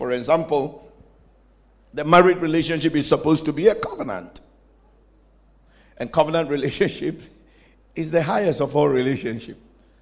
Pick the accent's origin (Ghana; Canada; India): Ghana; I'm also a Ghanaian